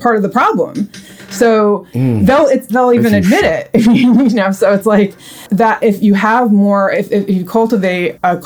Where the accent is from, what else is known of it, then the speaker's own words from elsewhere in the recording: Australia; my dad is from New Zealand and I was born in Australia